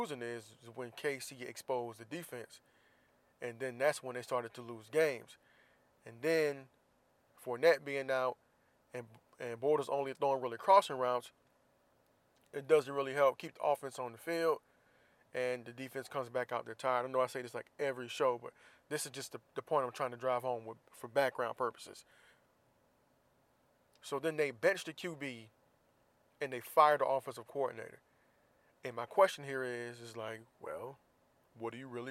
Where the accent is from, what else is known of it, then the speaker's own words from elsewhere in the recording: Jacksonville, Florida, United States; I'm from Jacksonville